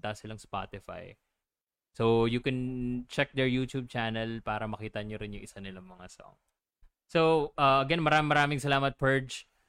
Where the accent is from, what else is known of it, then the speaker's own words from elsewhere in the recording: Laguna, Calabarzon, Philippines; mga taga Laguna kasi kami